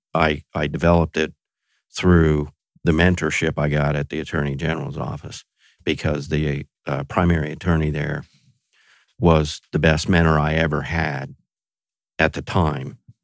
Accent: Texas, United States; I grew up in Texas

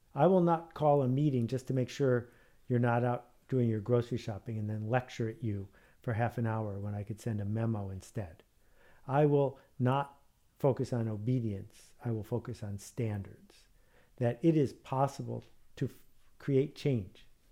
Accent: Buffalo, New York, United States; growing up in Buffalo, New York.

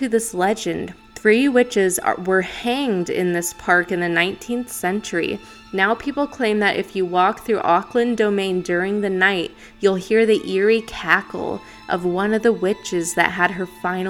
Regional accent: Philippines; I know this is real, like I'm from the Philippines, like this is a real

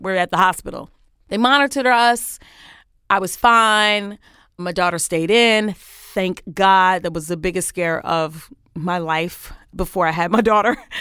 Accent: New York City, New York, United States; moved away as an adult; also born or lived in Washington, D.C.; I grew up, uh, on Crown Street between Troy and Albany for all my Brooklynites

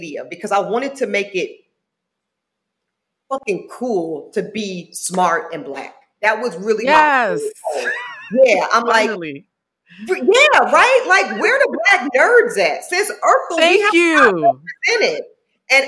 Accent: Charlotte, North Carolina, United States; also born or lived in Southeast Louisiana; I'm from Southeast Louisiana, raised in Charlotte, North Carolina

